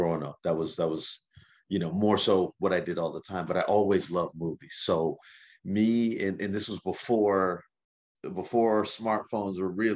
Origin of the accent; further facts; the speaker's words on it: Lawrenceville, Georgia, United States; So I'm from, I grew up in Lawrenceville, Georgia